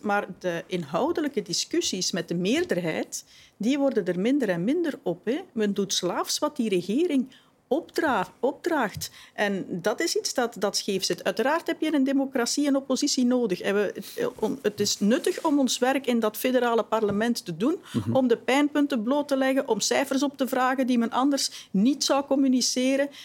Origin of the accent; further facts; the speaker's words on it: Flanders, Belgium; we als Vlamingen